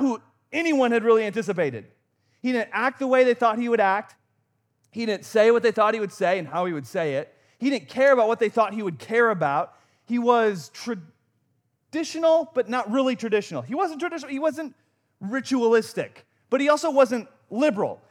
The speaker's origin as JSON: {"language": "English", "region": "Wisconsin", "country": "United States", "tie": "born or raised there", "said": "I grew up in Wisconsin"}